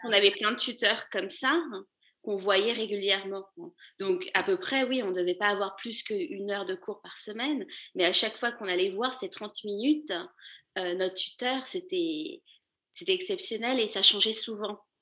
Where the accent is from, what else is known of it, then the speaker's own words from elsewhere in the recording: Paris, Île-de-France, France; moved away as an adult; also born or lived in Lille, France; now in New York, United States; J'habite à, New York maintenant, mais je suis une ancienne parisienne, je suis née à Paris